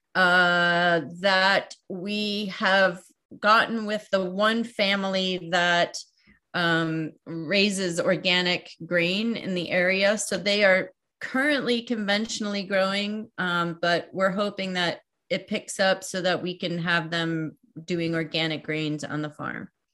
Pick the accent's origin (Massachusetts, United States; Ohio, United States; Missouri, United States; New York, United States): New York, United States; outside of New York City, United States; also born or lived in San Francisco / Berkeley; now in Iowa, United States; I grew up outside of New York City